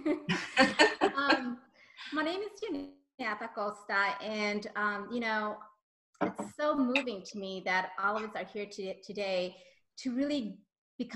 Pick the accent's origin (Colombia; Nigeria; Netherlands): Colombia; I'm Colombian from South America